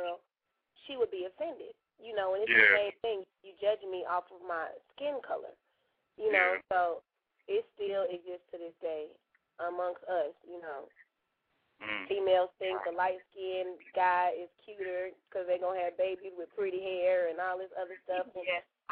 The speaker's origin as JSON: {"language": "English", "town": "Atlanta", "region": "Georgia", "country": "United States", "said": "I'm straight from Atlanta"}